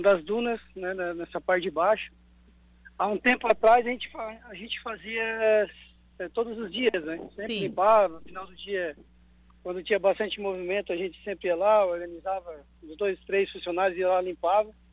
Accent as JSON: {"language": "Portuguese", "town": "Araranguá", "region": "Santa Catarina", "country": "Brazil", "tie": "born or raised there", "said": "Eu eu nasci aqui no Morro dos Conventos"}